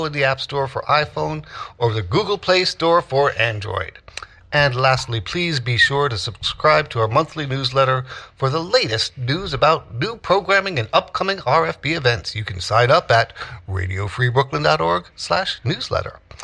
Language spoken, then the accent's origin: English; New York City, New York, United States; I was born in 1965 in Greenwich Village. So my earliest memories at 4 years old, 1969, Greenwich Village